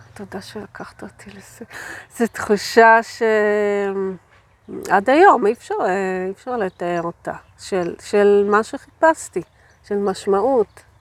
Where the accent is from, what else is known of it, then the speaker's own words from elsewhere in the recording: a kibbutz in the Beit She'an Valley, Northern District, Israel; אני גדלתי בקיבוץ בעמק בית שאן